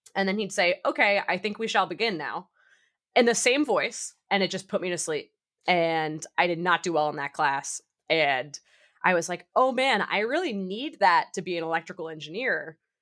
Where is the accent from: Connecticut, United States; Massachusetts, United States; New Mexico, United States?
Massachusetts, United States; Boston; I'm from the Boston area